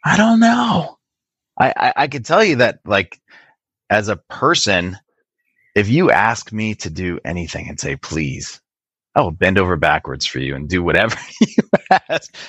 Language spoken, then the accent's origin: English; Racine, Wisconsin, United States; now in California, United States; I was born in a, a, small city called Racine, which is right off of Lake Michigan.